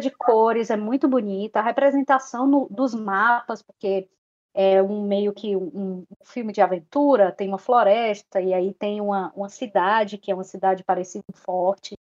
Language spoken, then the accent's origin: Portuguese; Brazil; nós, como brasileiros